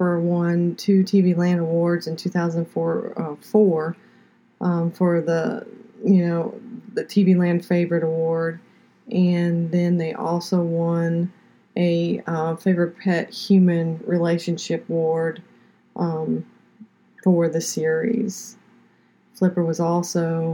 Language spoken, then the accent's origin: English; Pompano Beach, Florida, United States; also born or lived in Fort Lauderdale, Florida; now in Georgia, United States; I am originally from South Florida. I lived in Pompano Beach. I was born in Fort Lauderdale, lived in Pompano Beach until we moved here to Georgia.